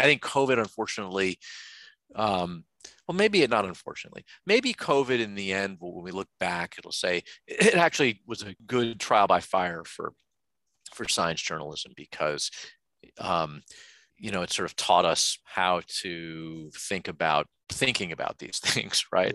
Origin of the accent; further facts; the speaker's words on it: United States; I'm an American